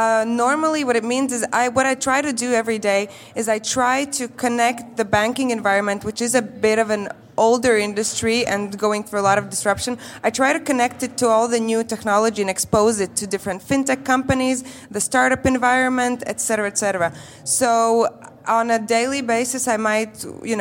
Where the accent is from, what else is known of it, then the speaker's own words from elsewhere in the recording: Riga, Latvia; I'm originally here from Riga, Latvia.